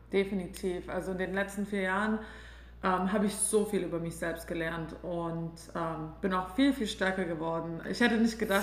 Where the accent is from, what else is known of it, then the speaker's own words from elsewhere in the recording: Albstadt, Baden-Württemberg, Germany; moved away as an adult; also born or lived in Mainz; Also ich komme aus der Schwäbischen Alb, aus einem ganz kleinen Dorf, ähm, das nennt sich Ebingen, Albstadt-Ebingen. Und ich fand es, ja, als ich aufgewachsen bin, fand ich es immer ziemlich langweilig